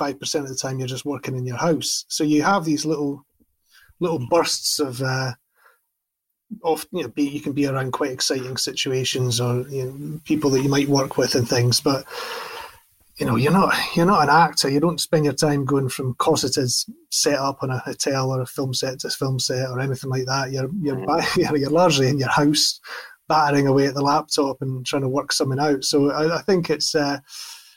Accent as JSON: {"language": "English", "town": "Dundee", "region": "Scotland", "country": "United Kingdom", "tie": "born or raised there", "said": "I grew up in Broughty Ferry, which is a suburb of Dundee"}